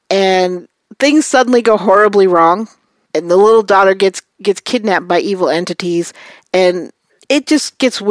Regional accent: New York City, New York, United States; I'm from Brooklyn

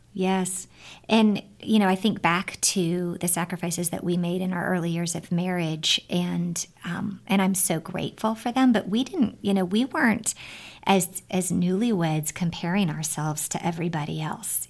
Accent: California, United States; when I was growing up in California

